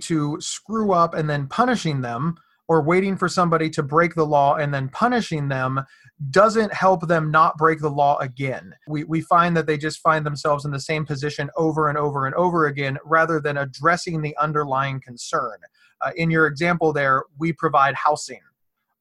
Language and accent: English; Ohio, United States; I'm from Ohio